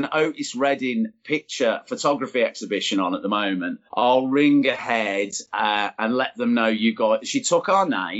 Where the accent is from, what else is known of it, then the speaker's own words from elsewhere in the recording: Birmingham, West Midlands, United Kingdom; being a Brummie and everything, I'm thinking about Birmingham. And I always remember when we used to go to gigs or when we used to get to Snobs when I was a kid